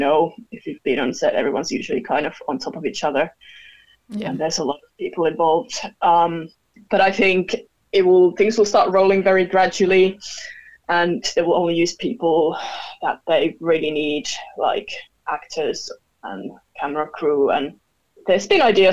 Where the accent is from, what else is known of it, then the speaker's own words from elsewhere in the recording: Finland; moved away as an adult; now in London, United Kingdom; I'm originally from Finland, but I've been living in London for almost 8 years now.